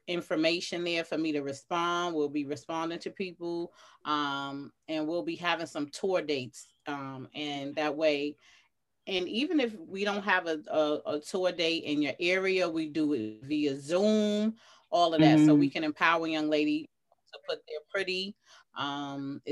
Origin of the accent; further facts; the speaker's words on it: New York City, New York, United States; I'm from Atlantic Towers, you know, Atlantic and Rockaway. I'm from all that hood down the way, Brownsville. I went to school in the style